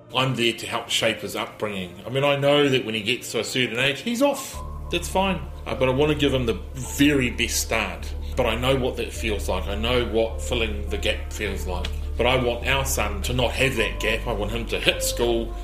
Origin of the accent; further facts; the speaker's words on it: Auckland, New Zealand; also born or lived in Waikato; I just went Auckland uh, because that's where I'd lived.